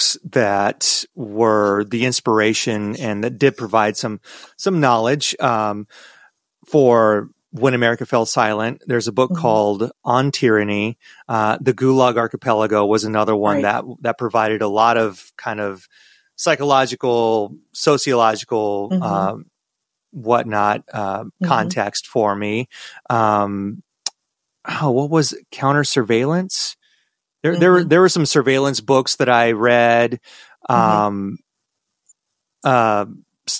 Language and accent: English; United States; I'm an American and I'm a proud American